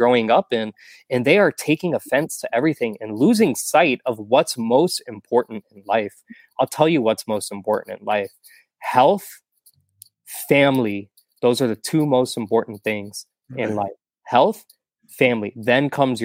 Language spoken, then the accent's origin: English; Texas, United States; now in Florida, United States; I'm a Texan.